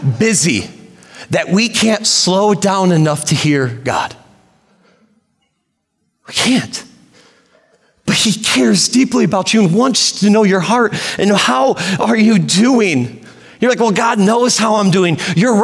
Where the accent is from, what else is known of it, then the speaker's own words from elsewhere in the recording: Sturgis, United States; moved away as an adult; I did not want to come back to Sturgis, where my hometown